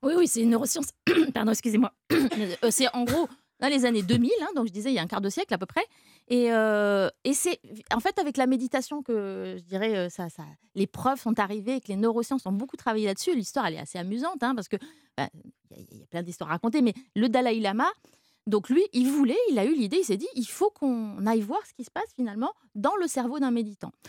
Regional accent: France; chez nous en France

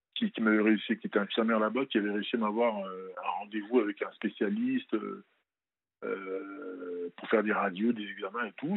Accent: France; also born or lived in Benin; je suis né au Bénin, mais je pas, j'ai pas grandi là-bas. Et euh, je suis venu à l'âge de 5-6 ans en France.

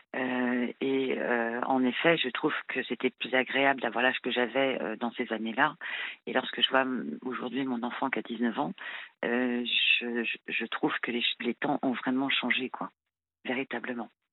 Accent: France; je suis française, hein, née, en France, euh, issue d'un parent, euh, d'un père français et d'une mère marocaine

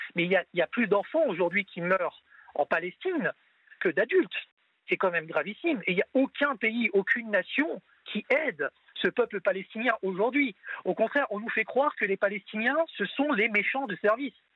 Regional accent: France; je suis français de confession musulmane

